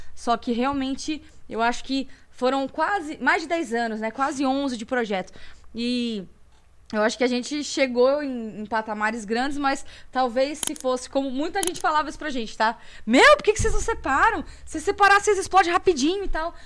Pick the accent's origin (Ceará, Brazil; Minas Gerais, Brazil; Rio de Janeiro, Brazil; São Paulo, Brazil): São Paulo, Brazil; Campinas; also born or lived in Amparo; now in Indaiatuba, Brazil; nasci em Campinas, morei alguns anos em Amparo, depois de um dia Aí aí voltei para Campinas